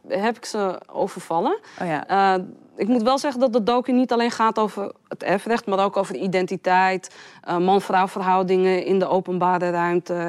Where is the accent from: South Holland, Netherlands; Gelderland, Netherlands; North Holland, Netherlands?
North Holland, Netherlands; Amsterdam; Ik ben geboren en getogen in Amsterdam